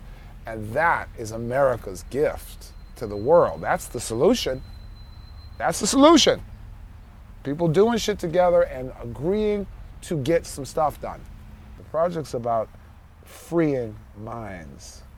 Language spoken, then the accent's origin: English; New York City, New York, United States; I am from New York City